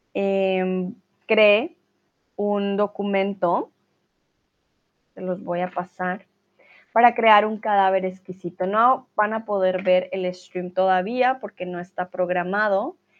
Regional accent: Colombia; now in Germany; tutora de español y soy, bueno, de Colombia, pero vivo aquí en Alemania

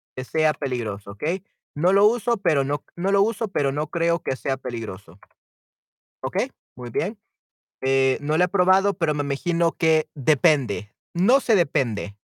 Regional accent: El Salvador; en mi caso, en El Salvador, si soy del Salvador

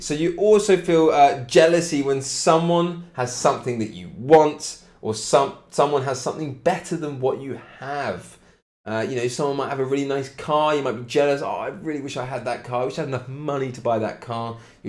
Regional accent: Cambridge, East of England, United Kingdom; I'm from Cambridge, Mickey, from Cambridge in England.

